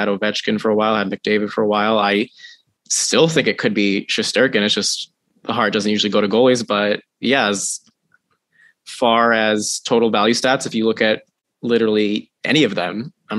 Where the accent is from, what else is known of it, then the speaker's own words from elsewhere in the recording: Toronto, Ontario, Canada; It's obviously because I'm from Toronto.